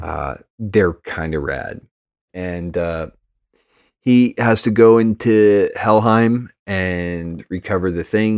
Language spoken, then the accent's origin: English; United States; I'm just American